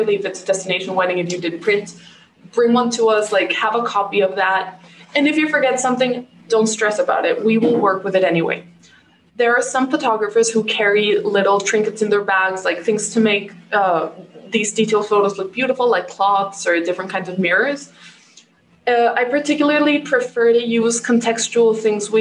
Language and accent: English; Mexico; born or raised there